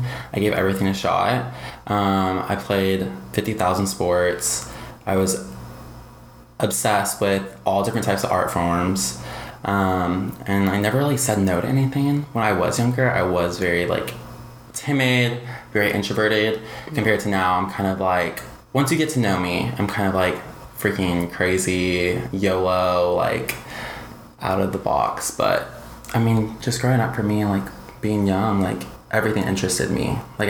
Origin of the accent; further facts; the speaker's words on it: San Antonio, Texas, United States; So growing up in San Antonio is kind of similar in a way to Austin being here, but growing up in San Antonio is just kind of just an interesting city.